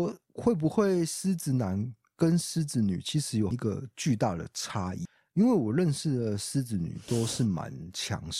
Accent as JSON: {"language": "Chinese", "region": "Kaohsiung", "country": "Taiwan", "said": "然后我又发现一件事情，就是台南人说馍。那我们高雄人是说“买”， 对，这是我我的小观察。"}